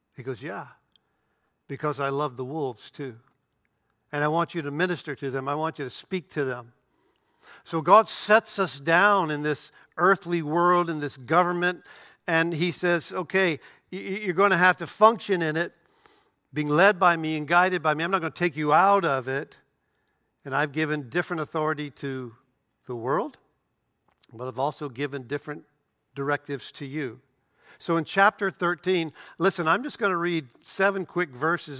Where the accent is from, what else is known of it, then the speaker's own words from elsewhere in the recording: United States; I'm a citizen of the United States of America